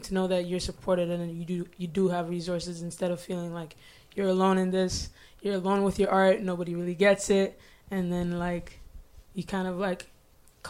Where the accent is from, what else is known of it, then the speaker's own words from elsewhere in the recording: Ottawa, Ontario, Canada; I was born and raised in Ottawa.